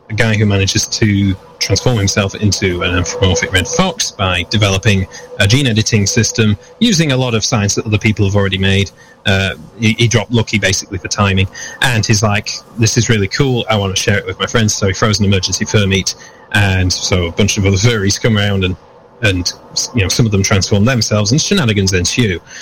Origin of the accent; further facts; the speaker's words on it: United Kingdom; moved away; I'm coming from the United Kingdom originally, where I started up this idea of Vulpine Designs